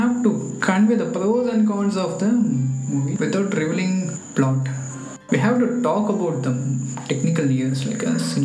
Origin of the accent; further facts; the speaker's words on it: Chennai, Tamil Nadu, India; I am from Patapuram, Chennai